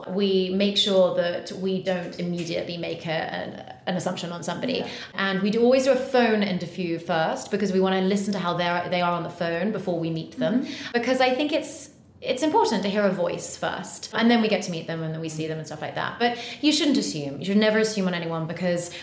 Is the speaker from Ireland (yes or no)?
no; United Kingdom; also born or lived in United States / Bahamas; I was educated here and went to school here and everything